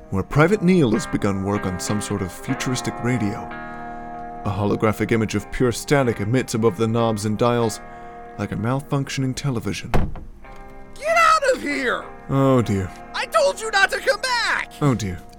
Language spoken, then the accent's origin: English; England, United Kingdom; because I am definitely English.